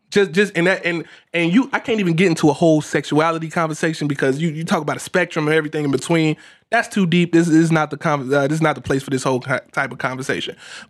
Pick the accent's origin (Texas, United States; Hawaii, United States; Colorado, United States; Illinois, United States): Illinois, United States; Chicago; I grew up in the South Side of Chicago, whatever, West Side, whatever.